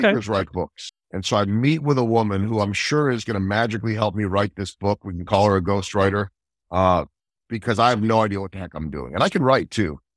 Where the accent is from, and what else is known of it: outside of Philadelphia, Pennsylvania, United States; born or raised there; also born or lived in Chicago / Saint Louis; now in Kansas City, United States